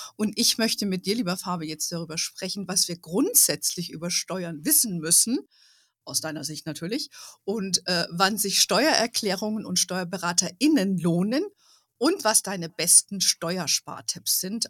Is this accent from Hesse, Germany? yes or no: yes; Hesse, Germany; moved away; in Hessen lebt, äh, wo ich früher, wo ich aufgewachsen bin.